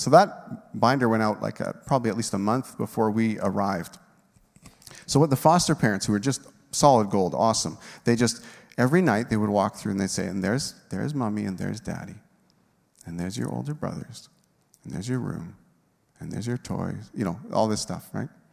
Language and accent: English; Moose Jaw, Saskatchewan, Canada; we're from Moose Jaw